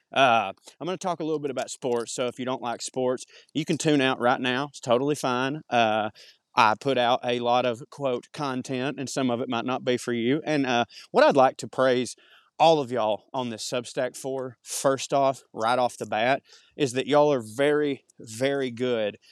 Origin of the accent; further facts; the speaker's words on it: the South, United States; accent: Southern; my Southern accent